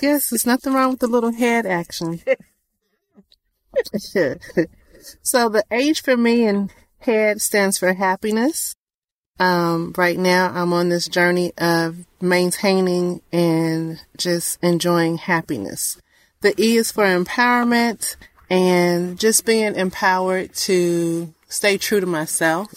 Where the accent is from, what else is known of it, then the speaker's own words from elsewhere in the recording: Georgia, United States; I'm a Georgia peach